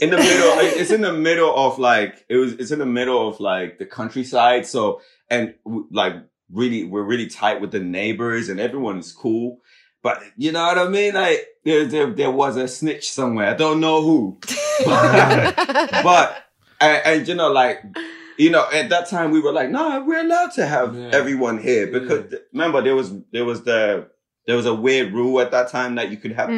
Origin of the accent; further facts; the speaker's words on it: Zimbabwe; also born or lived in Limerick, Ireland; now in Ireland; we're from Zimbabwe